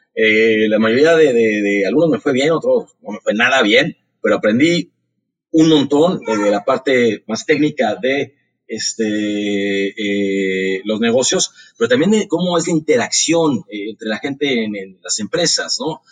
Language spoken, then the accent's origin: Spanish; Mexico City, Mexico; yo nací en Ciudad de México